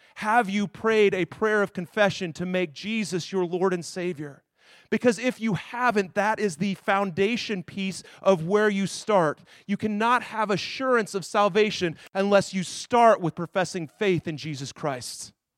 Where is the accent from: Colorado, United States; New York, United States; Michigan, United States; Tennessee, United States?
Colorado, United States; Denver; moved away; I grew up in Denver, Colorado.